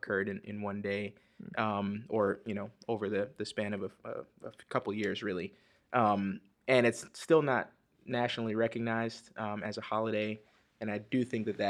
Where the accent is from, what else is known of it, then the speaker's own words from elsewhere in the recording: South Florida, United States; moved away as an adult; also born or lived in Dominica / Chicago; now in Wheaton, United States; I was born in South Florida